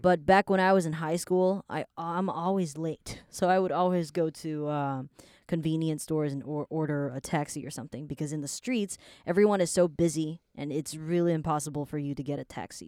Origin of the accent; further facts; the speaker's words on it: Taiwan; I was born in Taiwan.